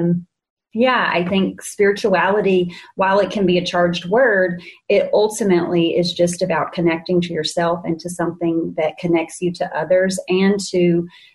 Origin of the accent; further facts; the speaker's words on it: the South, United States; I was, you may hear it in my accent, born in the South. So I grew up in the Bible Belt.